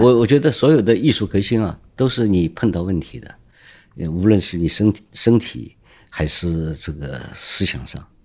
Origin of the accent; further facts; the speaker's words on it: Shanghai, China; 我是上海人，出生在这里，啊，生活在这里，所以对上海很，道路很熟悉